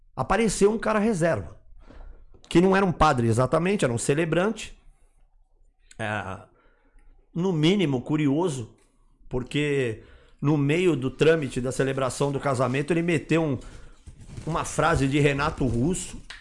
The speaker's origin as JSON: {"language": "Portuguese", "town": "Guarulhos", "region": "São Paulo", "country": "Brazil", "said": "Guarulhos, minha terra"}